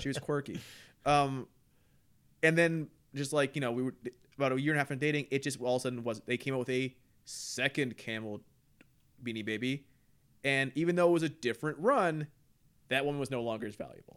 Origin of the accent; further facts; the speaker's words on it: Canada; I was raised in Canada